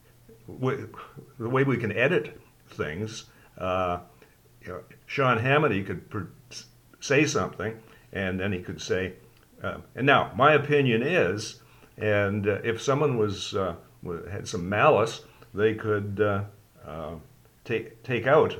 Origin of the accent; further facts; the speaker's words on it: Canada; we grew up in Canada